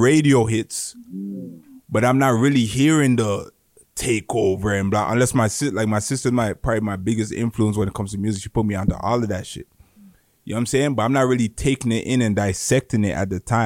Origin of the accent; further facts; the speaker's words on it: Mississauga, Ontario, Canada; I'm from Malton. We're in the middle of everything. We're in the middle of Brampton, Saga, Toronto